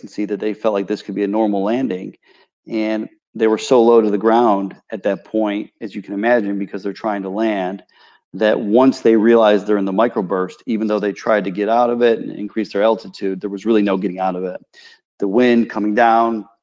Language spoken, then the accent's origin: English; Charlotte, North Carolina, United States; I was here in Charlotte, growing up in South Charlotte